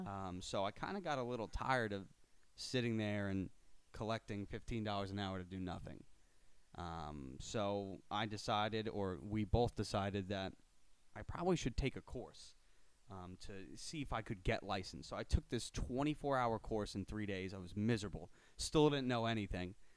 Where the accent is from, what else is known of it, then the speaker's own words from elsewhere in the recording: Miller Place, New York, United States; Born and raised in Miller Place, New York, uh, Suffolk County, North Shore